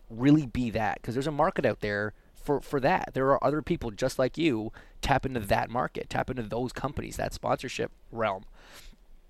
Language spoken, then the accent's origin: English; Canada; as a Canadian